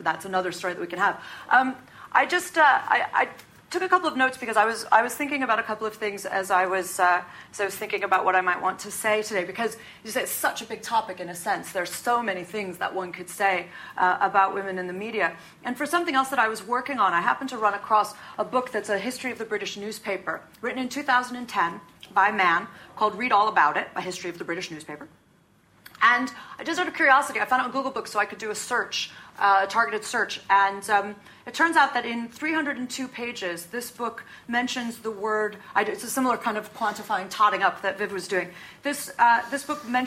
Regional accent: United States; being an American woman

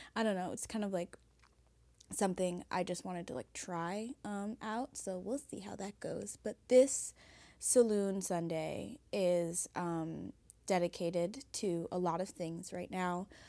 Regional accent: Haiti; now in Washington, D.C., United States; my home country, Haiti.

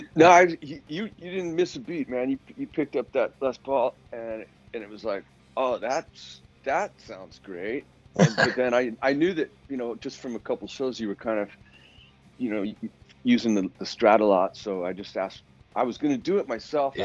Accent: Philadelphia, Pennsylvania, United States; now in Los Angeles, United States; I grew up in Philly, and then I moved out

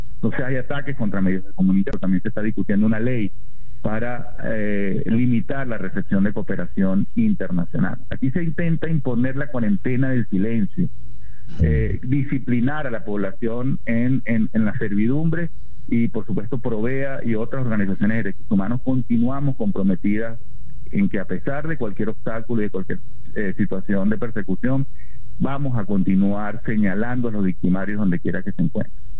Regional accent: Venezuela; en nuestro país

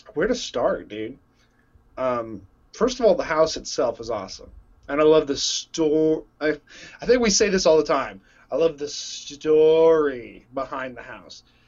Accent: Texas, United States; moved away as an adult; now in Illinois, United States; I grew up in Texas

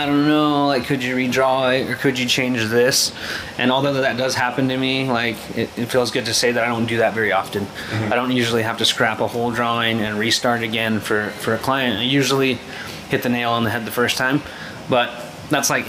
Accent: New Mexico, United States; I'm from New Mexico.

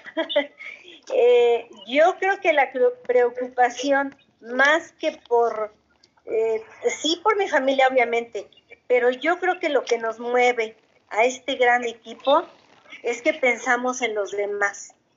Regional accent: State of Mexico, Mexico; yo soy del Estado de México

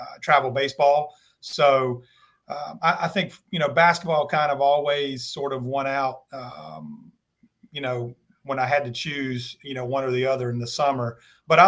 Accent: Kernersville, North Carolina, United States; I grew up in Kernersville and started playing basketball and baseball when I was six

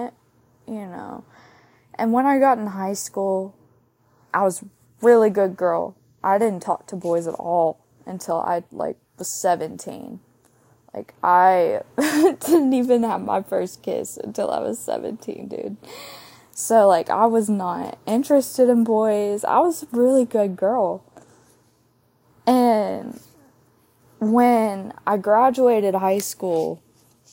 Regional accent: Starkville, Mississippi, United States; grew up in Starkville, Mississippi, home of the Bulldogs

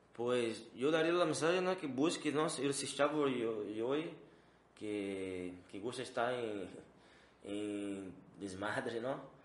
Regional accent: Brazil; Spanish is a second language; now in Mexico; yo como soy de Brasil

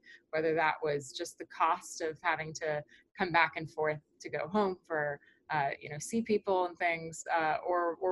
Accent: outside of Orlando, Florida, United States; moved away as an adult; I grew up outside of Orlando, Florida

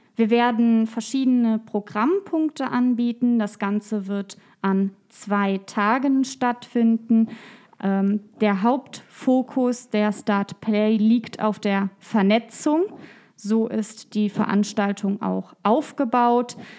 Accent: Koblenz, Rhineland-Palatinate, Germany; Ich bin in Koblenz geboren, in Koblenz zur Schule gegangen. Ich habe in Koblenz studiert, jetzt promoviere ich in Koblenz.

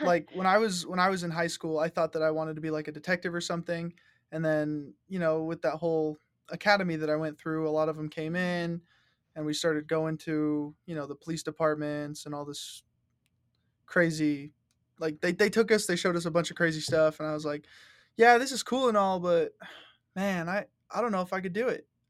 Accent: Rock Springs, Wyoming, United States; growing up in Rock Springs

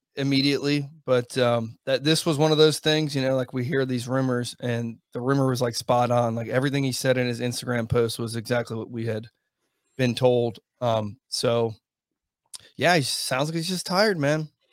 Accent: United States; I'm American

